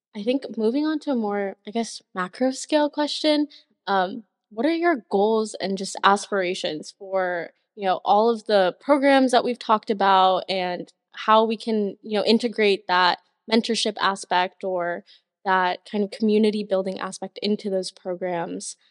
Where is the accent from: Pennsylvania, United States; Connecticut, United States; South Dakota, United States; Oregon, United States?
South Dakota, United States; I'm from South Dakota